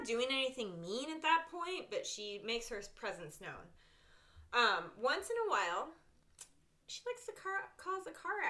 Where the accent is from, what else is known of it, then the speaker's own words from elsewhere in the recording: New England, United States; I'm from New England